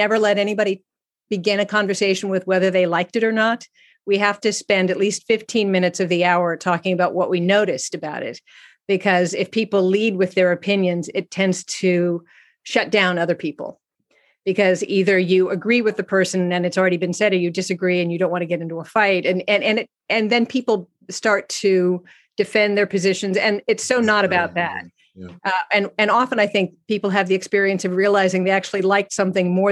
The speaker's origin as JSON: {"language": "English", "town": "San Francisco", "region": "California", "country": "United States", "tie": "born or raised there", "also_born_or_lived": "Exeter, New Hampshire", "moved": "yes", "said": "I grew up in San Francisco in the 60s"}